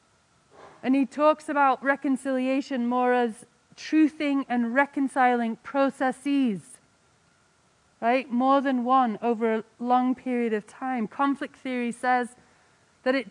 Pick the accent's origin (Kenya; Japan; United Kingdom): United Kingdom; England; now in United States; I'm English